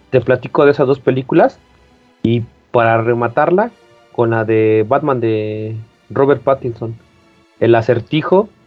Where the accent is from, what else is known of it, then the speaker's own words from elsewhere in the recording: Mexico; Que yo, que, que tú lo ves plausible en un México actual, ¿no? Por si nosotros somos de México, ¿no? Y, o de Latinoamérica.